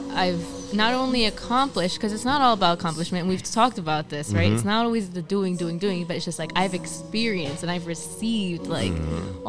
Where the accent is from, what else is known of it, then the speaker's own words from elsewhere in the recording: Linden, New Jersey, United States; also born or lived in Elizabeth, New Jersey; I grew up in Tremley, and Tremley's were like the Bayway refineries behind us, Staten Island's behind us, the Turnpike